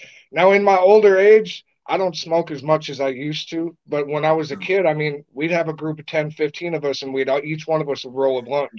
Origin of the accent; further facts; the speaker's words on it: Minnesota, United States; In the wintertime, dude, we get down to like 30 below sometimes. I mean, when I was a kid, we didn't close b